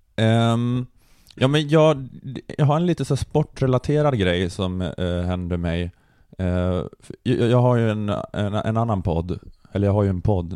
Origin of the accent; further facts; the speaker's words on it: Luleå, Norrbotten County, Sweden; jag är ju uppvuxen i Luleå